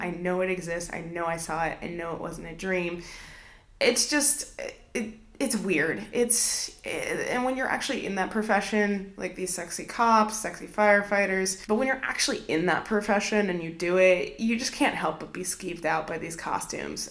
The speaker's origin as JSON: {"language": "English", "region": "Southwest", "country": "United States", "tie": "born or raised there", "moved": "yes", "said": "I grew up in the Southwest."}